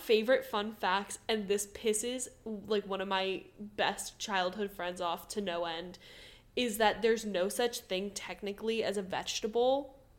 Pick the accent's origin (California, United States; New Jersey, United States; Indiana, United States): New Jersey, United States; And my home state, New Jersey, doesn't have one.